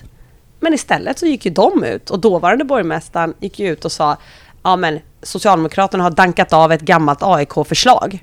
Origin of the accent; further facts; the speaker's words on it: Solna, Stockholm County, Sweden; är född och uppvuxen i Solna